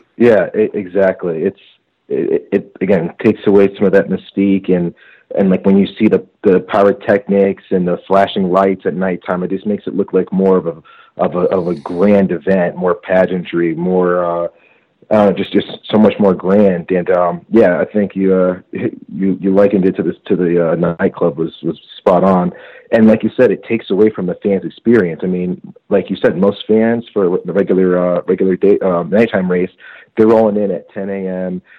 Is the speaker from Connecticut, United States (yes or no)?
yes; Connecticut, United States; I'm from Connecticut